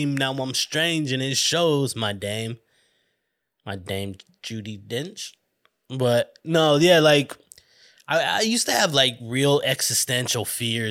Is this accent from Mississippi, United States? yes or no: no; Flagstaff, Arizona, United States; moved away as an adult; also born or lived in Tempe, Arizona; I was from Flagstaff, little small town